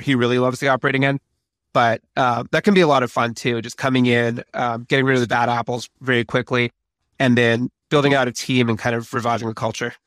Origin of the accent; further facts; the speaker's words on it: Vancouver, British Columbia, Canada; Vancouver, where I'm from